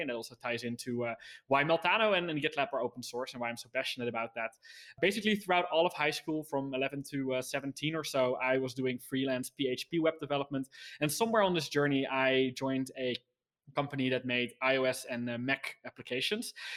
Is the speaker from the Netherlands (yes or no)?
yes; Netherlands; I was from the Netherlands